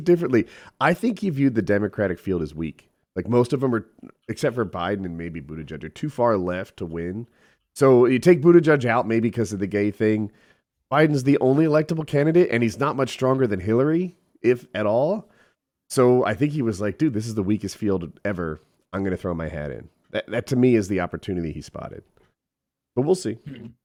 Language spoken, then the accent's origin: English; New Jersey, United States; moved away; also born or lived in the South; I'm from Jersey, but I've moved south